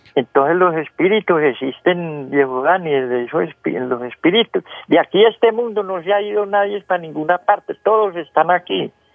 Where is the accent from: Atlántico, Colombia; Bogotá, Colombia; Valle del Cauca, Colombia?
Valle del Cauca, Colombia; yo soy de Germán Nuevo Valle